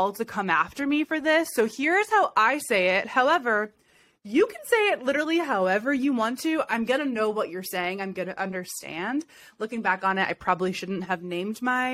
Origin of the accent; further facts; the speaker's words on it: Ohio, United States; I'm from Ohio